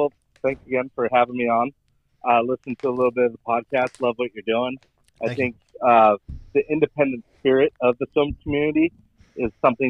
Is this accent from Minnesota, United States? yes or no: no; Phoenix, Arizona, United States; moved away as an adult; also born or lived in Stevens Point, Wisconsin; now in Louisville, United States; I was born in Stevens Point, Wisconsin, raised in Phoenix, Arizona. So from about 1 year old to about 22, I lived in Phoenix, Arizona. And now I've lived in Louisville, Kentucky since 2011.